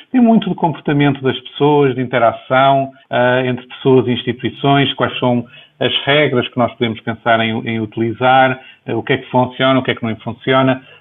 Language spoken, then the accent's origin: Portuguese; Viana do Castelo, Portugal; moved away; also born or lived in Lisbon, Portugal / Boston, United States; formalmente nasci em Viana do Castelo, em dezembro de 66